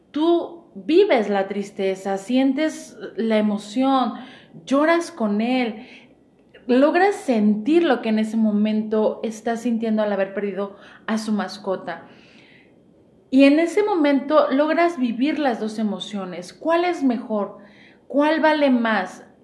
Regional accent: Mexico; Y a lo mejor como buen chiste mexicano, para no dejar de fuera mi mexicanidad

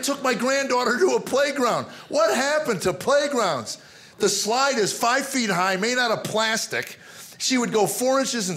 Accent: United States; growing up in America

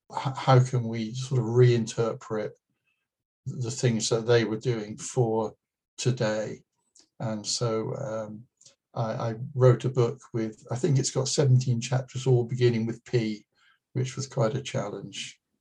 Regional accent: United Kingdom; being British

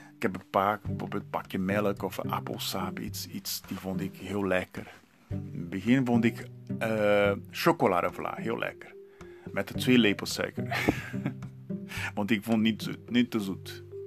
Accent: Santos, São Paulo, Brazil; first language Portuguese; Dutch is a second language; moved away as an adult; now in Heerlen, Netherlands; ik ben daar geboren en 32 jaar daar gewoond.

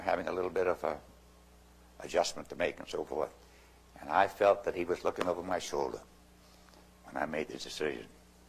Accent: Maine, United States; I came from Maine

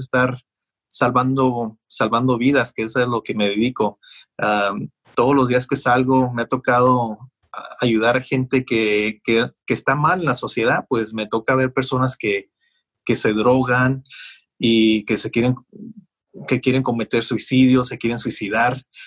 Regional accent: Mexicali, Baja California, Mexico; also born or lived in Calexico, California; now in United States; Cuando yo crecí en Mexicali, yo crecí con un padre alcohólico

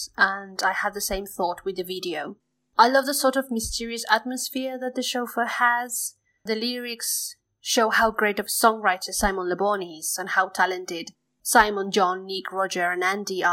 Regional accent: Neuquén, Argentina; from Neuquén, Argentina, a province in the south of the country, an area mostly known as Patagonia.

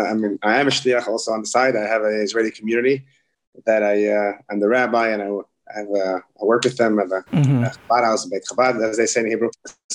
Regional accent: Haarlem, North Holland, Netherlands; now in Minnesota, United States; But so I grew up in Holland. We grew up in a very small city called Harlem.

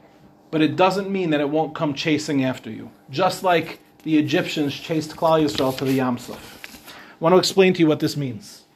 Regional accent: Meehan Avenue, New York, United States; also born or lived in Israel; I moved onto Meehan Avenue when I was 1 year old

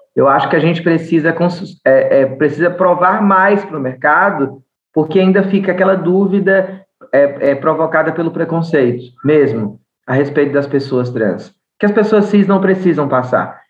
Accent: Bahia, Brazil; accent: Bahian; moved away as an adult; now in São Paulo, Brazil; eu sou baiana, judia, nordestina

